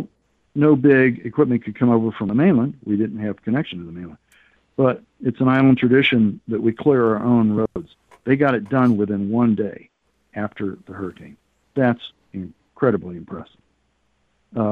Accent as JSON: {"language": "English", "country": "United States", "said": "now I'm a refugee. And I'm an American"}